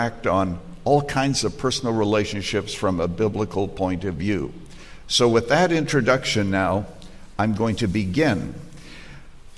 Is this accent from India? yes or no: no; Canada; moved away as an adult; When I was growing up in Canada